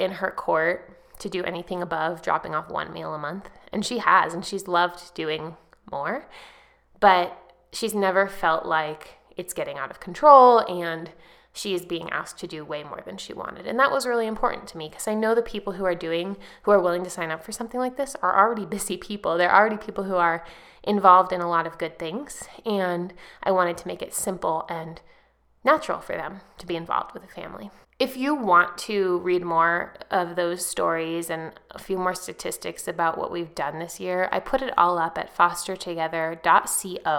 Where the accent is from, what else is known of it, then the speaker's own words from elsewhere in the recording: Lake County, California, United States; moved away; I grew up in Lake County, which is actually the poorest county in California